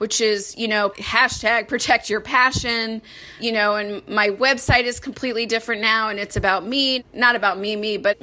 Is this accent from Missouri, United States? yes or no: yes; St. Louis, Missouri, United States; also born or lived in Washington, D.C.; now in Chicago, United States; I'm from St. Louis originally, so I'm a Midwesterner at heart